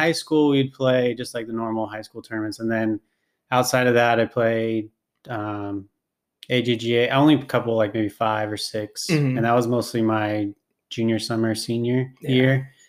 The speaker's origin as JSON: {"language": "English", "town": "Long Beach", "region": "California", "country": "United States", "tie": "born or raised there", "also_born_or_lived": "Los Angeles / Signal Hill", "said": "I grew up in Southern California in Long Beach. It's just south of LA. Basically my whole life. I was born in Los Angeles, and then we lived in Signal Hill. I didn't play golf then, but we moved to Long Beach, and I was there from basically 5 years old till I basically went to college."}